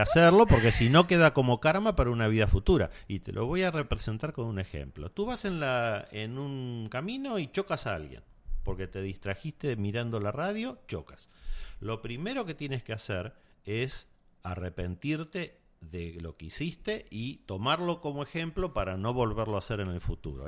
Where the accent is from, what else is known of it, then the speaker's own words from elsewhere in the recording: Argentina; en mi país, en Argentina